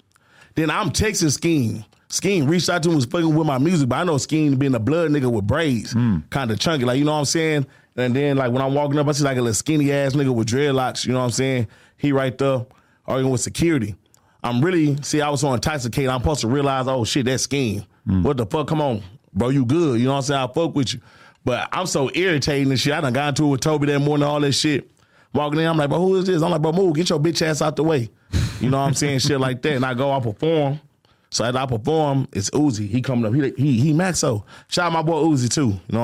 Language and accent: English; the South, United States; And I feel that nigga because I'm from the South.